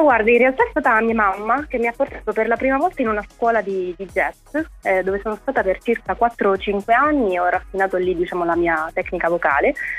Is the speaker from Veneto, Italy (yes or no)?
no; Palermo, Sicily, Italy; also born or lived in Turin; sono di Palermo